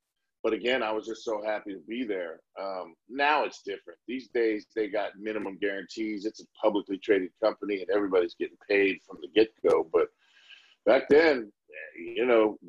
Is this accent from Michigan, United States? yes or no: no; Miami Beach, Florida, United States; my hometown at the Miami Beach Convention Center